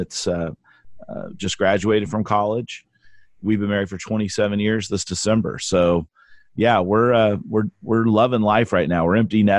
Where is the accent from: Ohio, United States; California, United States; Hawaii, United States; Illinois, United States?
California, United States; Southern; moved away as an adult; now in Texas, United States; I grew up in Southern California